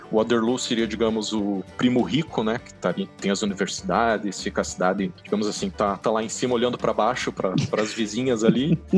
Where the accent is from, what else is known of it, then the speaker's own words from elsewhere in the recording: Curitiba, Paraná, Brazil; De Curitiba.